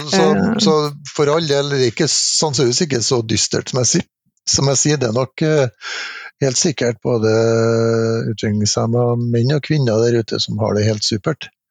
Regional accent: Trondheim, Trøndelag, Norway; når jeg bodde på pappen hjemme i Trondheim og var fjortis

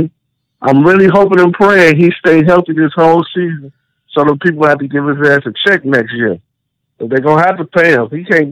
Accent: Chicago, Illinois, United States; I'm from the South Side.

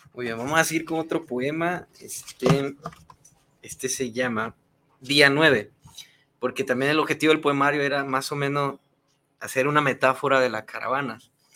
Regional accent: Honduras; moved away as an adult; now in Mexico; soy de Honduras

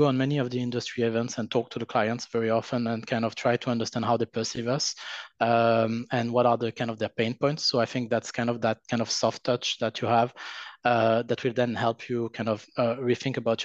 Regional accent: France; accent: French; English is a second language; now in United States; my terrible French accent

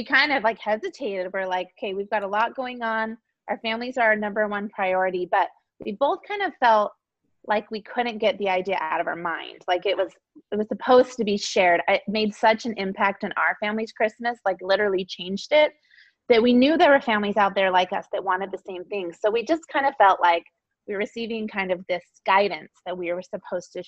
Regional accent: Salt Lake City, Utah, United States; moved away as an adult; We grew up in Salt Lake City.

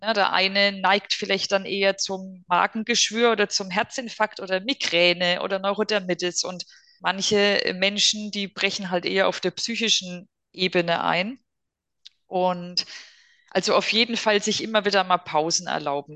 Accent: Germany; bei uns in Deutschland

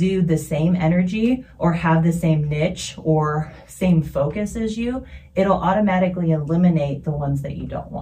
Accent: Hawaii, United States; now in Omaha, United States; I'm Hawaiian

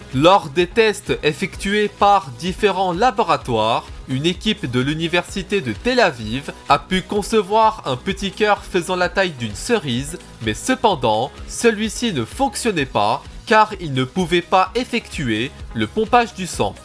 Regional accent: France; Chez nous, en France

